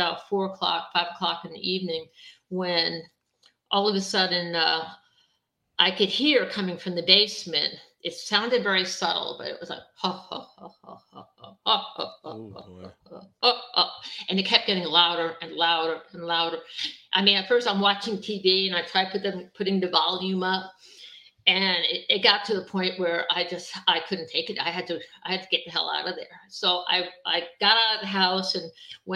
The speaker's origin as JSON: {"language": "English", "area": "Long Island", "region": "New York", "country": "United States", "tie": "born or raised there", "said": "I grew up on Long Island"}